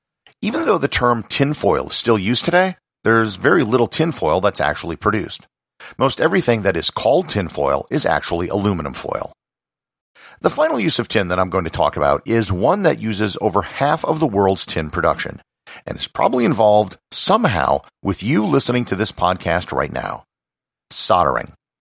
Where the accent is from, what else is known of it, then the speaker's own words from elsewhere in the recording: Wisconsin, United States; And I'm personally part Dutch, and the area where I grew up in Wisconsin has a very large Dutch population.